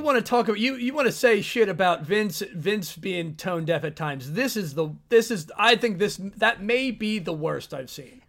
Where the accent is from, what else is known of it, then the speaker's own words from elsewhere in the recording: England, United Kingdom; as an Englishman